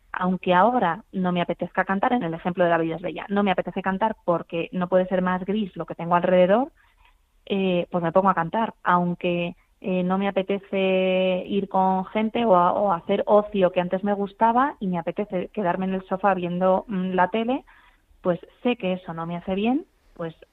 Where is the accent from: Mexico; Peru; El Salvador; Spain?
Spain; Madrid, Community of Madrid; Bueno, digo Madrid Río porque soy de Madrid